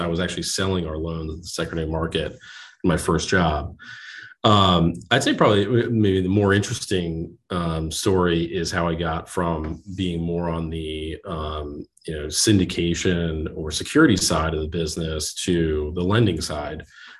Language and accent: English; New Jersey, United States; So I'm from New Jersey originally, went to school in Pennsylvania, went to Bucknell, graduated and moved into Manhattan